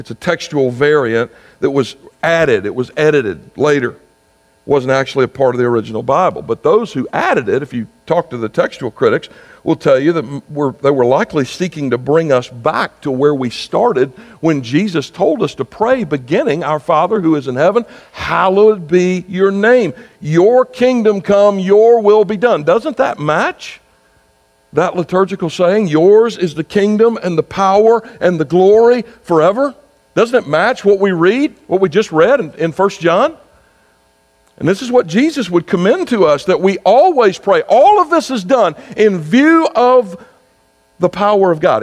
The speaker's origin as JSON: {"language": "English", "region": "South Carolina", "country": "United States", "said": "my home state of South Carolina"}